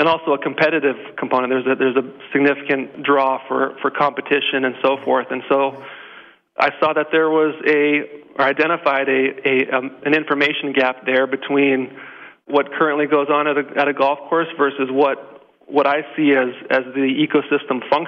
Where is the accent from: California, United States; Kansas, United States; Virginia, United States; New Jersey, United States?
California, United States; also born or lived in Hawaii; now in Minnesota, United States; I grew up playing in California